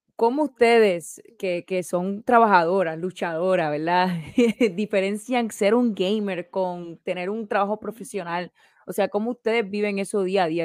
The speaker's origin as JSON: {"language": "Spanish", "town": "Orocovis", "country": "Puerto Rico", "tie": "born or raised there", "said": "nací en Puerto Rico, en el campo, Orocovis. Me crié"}